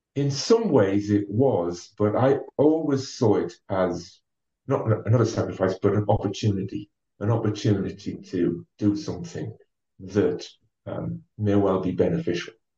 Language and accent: English; Ferryhill, North East England, United Kingdom; now in Durham, United Kingdom; I am from County Durham, and uh, I actually grew up in a an old mining town called uh, Ferry Hill.